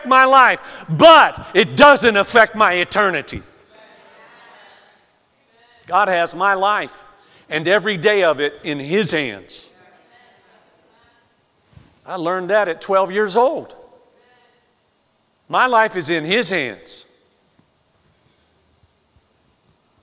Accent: Florida, United States; moved away; growing up in Florida

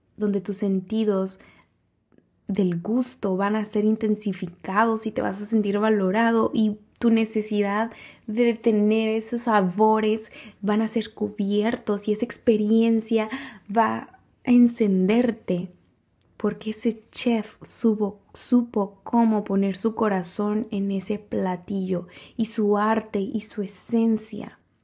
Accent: San Cristóbal, Mexico; en San Cristóbal, en mi pueblo natal

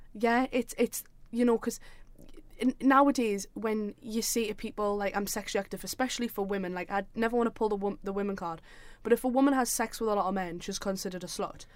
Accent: South Shields, North East England, United Kingdom; I'm from Shields, like South Shields

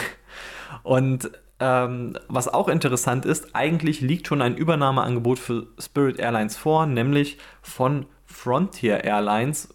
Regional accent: Germany; als Deutscher

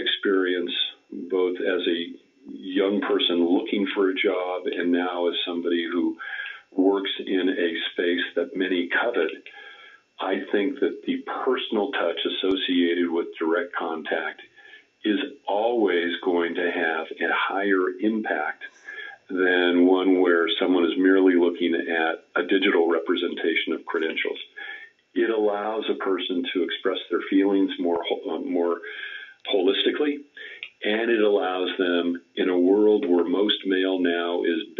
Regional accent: Southern California, United States; As a young person growing up in Southern California

